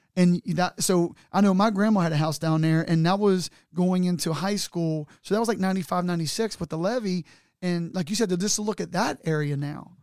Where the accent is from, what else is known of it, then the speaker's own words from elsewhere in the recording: Newport, Kentucky, United States; now in Fort Thomas, United States; where I was born on Second Street